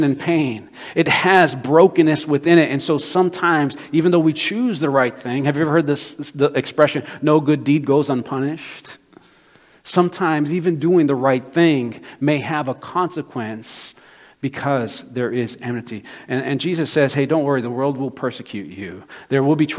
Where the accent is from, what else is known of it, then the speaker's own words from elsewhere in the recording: Brazil; moved away; my home country of Brazil